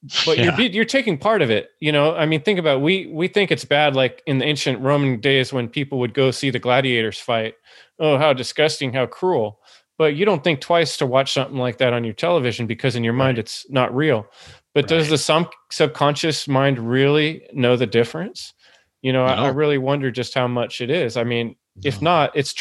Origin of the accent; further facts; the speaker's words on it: San Jose, California, United States; I grew up in East San Jose and my high school had two police officers